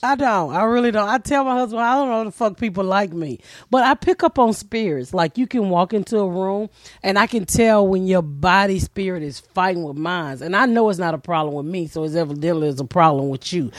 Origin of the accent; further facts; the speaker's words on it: the South, United States; moved away as an adult; also born or lived in Annapolis; I'm from the South